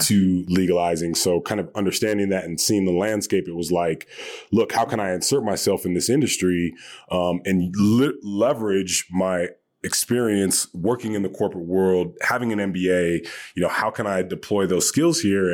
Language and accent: English; Hawaii, United States; moved away; also born or lived in Long Beach / Northern California; Had some friends that I grew up with in Hawaii